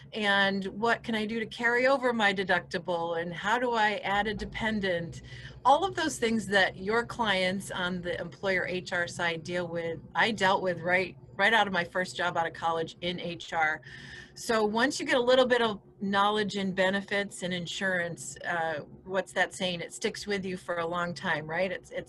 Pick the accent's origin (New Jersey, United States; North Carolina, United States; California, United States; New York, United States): New York, United States; accent: Midwestern; It's about, everybody hears I'm from New York and they wonder where the accent is. It's more of a Midwestern accent than a city accent, because this region of New York is about a 5-hour drive from New York City.